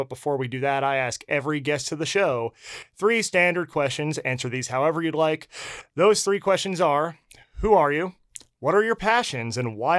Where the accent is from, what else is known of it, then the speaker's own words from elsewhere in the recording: New Jersey, United States; Yeah, I can say this being from the Northeast, what a difference between the West Coast and Northeast. I'm from New Jersey.